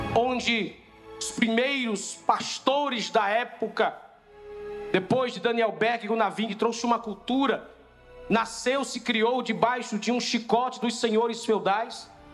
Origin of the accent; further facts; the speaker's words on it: Rio Grande do Norte, Brazil; lá no Rio Grande do Norte, na tromba do elefante, o lugar mais alto do Rio Grande do Norte, lá na minha cidade